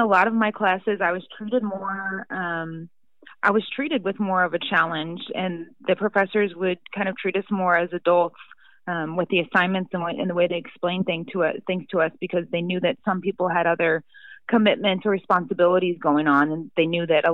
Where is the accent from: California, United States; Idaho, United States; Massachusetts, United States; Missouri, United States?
Missouri, United States; St. Louis; I'm from St. Louis here, people love to ask you what high school that you went to.